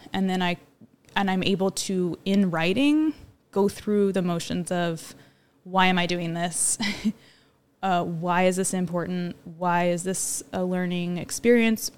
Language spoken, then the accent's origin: English; Monmouth, Oregon, United States; also born or lived in Southern California; I grew up in Monmouth